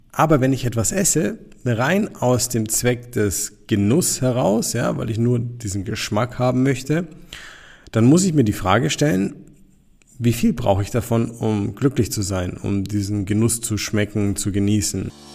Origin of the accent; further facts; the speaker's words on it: Nuremberg, Bavaria, Germany; wir kommen jetzt hier aus Nürnberg